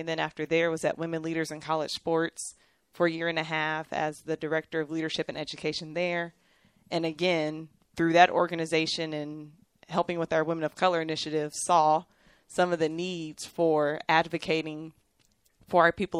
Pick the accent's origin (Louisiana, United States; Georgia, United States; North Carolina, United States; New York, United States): Georgia, United States; Atlanta; moved away as an adult; also born or lived in Florida / Kansas; now in Waco, United States; I'm originally from Atlanta, Georgia, born and raised there, and went to school at the University of Georgia, grad school at the University of Central Florida.